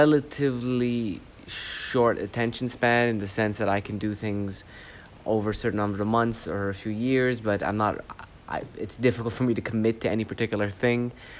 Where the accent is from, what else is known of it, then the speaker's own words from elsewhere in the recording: Canada; also born or lived in Saudi Arabia; I was born in Canada. I grew up between Canada and Saudi Arabia. I had my feet in both cultures. In Canada, I was the Saudi, and in Saudi, I was the Canadian.